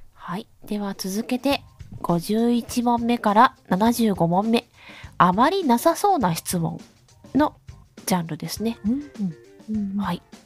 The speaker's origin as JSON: {"language": "Japanese", "region": "Hiroshima", "country": "Japan", "said": "広島人なので"}